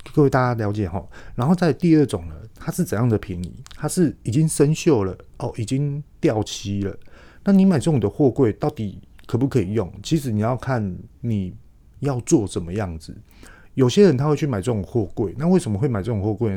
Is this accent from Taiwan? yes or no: yes; Taiwan; 自己也是台湾人，土生土长